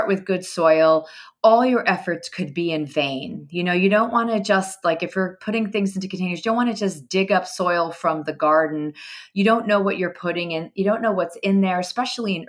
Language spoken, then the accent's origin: English; Italy; also born or lived in United States; now in New York City, United States; I was born in Italy, and I come from a big farming family